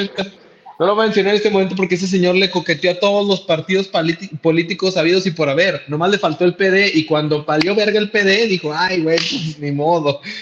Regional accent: Mexico; nosotros como mexicanos

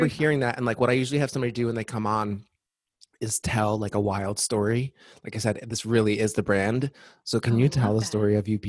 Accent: New Jersey, United States; Because I'm from New Jersey, too.

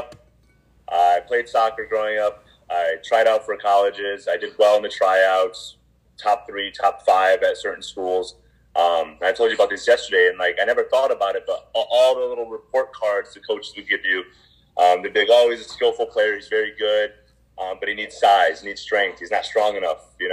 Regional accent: Plainville, Connecticut, United States; I'm originally from Plainville, Connecticut

